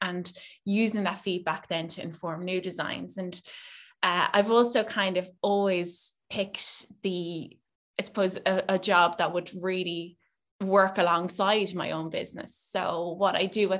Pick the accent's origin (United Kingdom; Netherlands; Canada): Netherlands; now in Ireland; I grew up in Holland mostly.